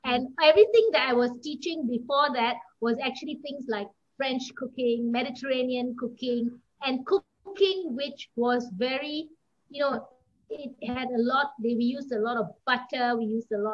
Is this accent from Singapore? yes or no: yes; Singapore; moved away as an adult; now in Kuala Lumpur, Malaysia; I am Singaporean. I came to KL